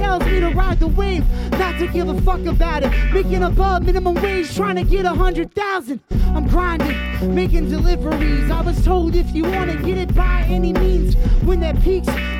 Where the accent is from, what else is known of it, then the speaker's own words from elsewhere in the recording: Providence, Rhode Island, United States; also born or lived in New Hampshire; I'm from Providence, Rhode Island.